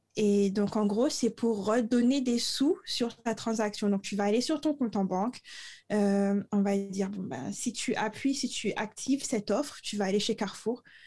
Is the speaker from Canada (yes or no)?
no; Le Moule, Guadeloupe; moved away; j'ai grandi au Moule